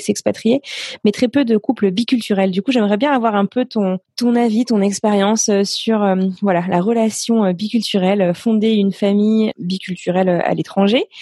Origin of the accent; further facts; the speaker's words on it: Brittany, France; moi je viens de Bretagne